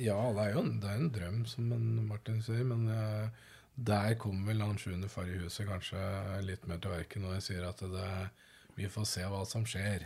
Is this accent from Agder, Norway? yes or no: no; Østfold, Norway; moved away; also born or lived in London; Jeg er oppvokst i Østfold